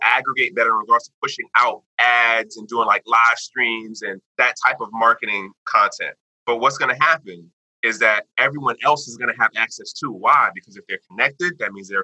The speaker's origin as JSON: {"language": "English", "country": "United States", "said": "me being the American person, me being the Westerner"}